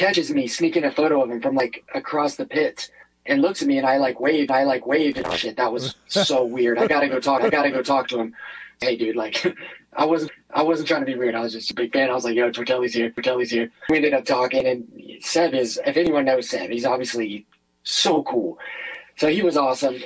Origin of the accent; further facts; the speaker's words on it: United States; I'm American through and through